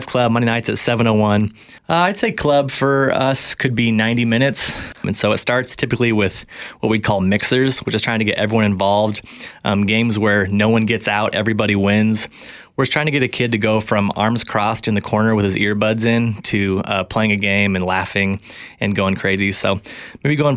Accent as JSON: {"language": "English", "town": "Spokane", "region": "Washington", "country": "United States", "tie": "born or raised there", "said": "I grew up here in Spokane for the most part, attended Chatel Park High School"}